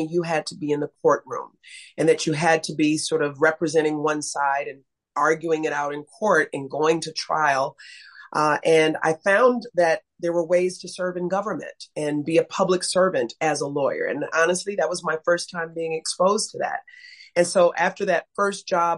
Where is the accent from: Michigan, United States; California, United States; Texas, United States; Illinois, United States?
Illinois, United States; Chicago; also born or lived in Belfair, Washington / San Diego; I grew up on the south side of Chicago, and I continue to live on the south side of Chicago